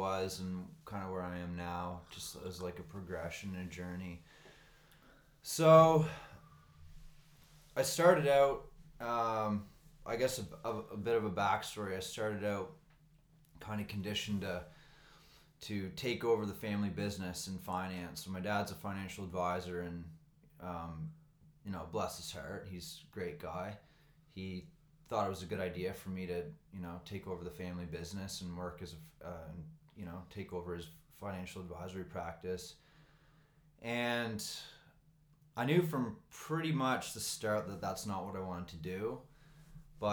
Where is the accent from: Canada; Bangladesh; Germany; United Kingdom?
Canada; Nova Scotia; moved away as an adult; now in Vancouver, Canada; I'm from Nova Scotia